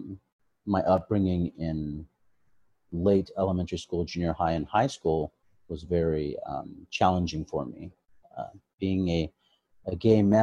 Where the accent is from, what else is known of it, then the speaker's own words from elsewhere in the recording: Modesto, California, United States; also born or lived in Long Beach, California; now in Sacramento, United States; I was born and raised in Modesto, California